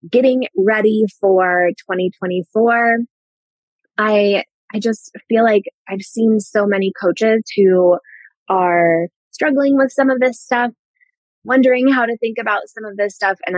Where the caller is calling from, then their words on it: Denver, Colorado, United States; I live in Colorado. I'm joining you from the Denver area right now.